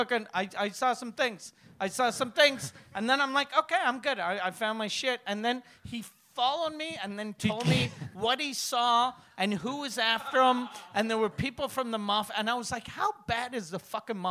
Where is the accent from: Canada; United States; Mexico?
Canada; Montreal, Quebec; I'm from Montreal.